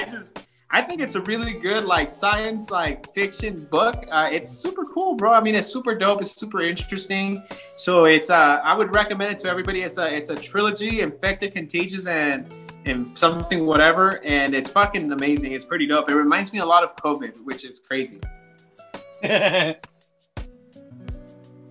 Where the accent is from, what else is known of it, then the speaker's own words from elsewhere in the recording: United States; as American citizens